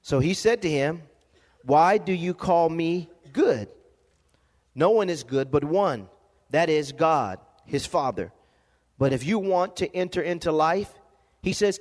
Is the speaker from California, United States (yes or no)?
yes; Lompoc, California, United States; growing up in Lompoc, California, living in a one-bedroom home, apartment